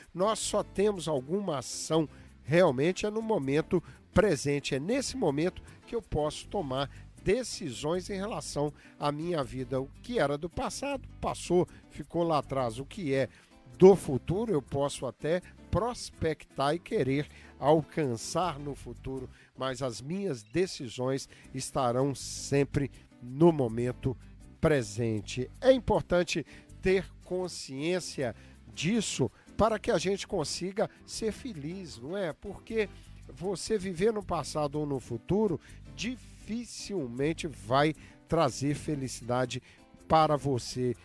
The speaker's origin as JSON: {"language": "Portuguese", "country": "Brazil", "tie": "born or raised there", "moved": "yes", "lives_now": "United States", "said": "desde a minha juventude lá no Brasil"}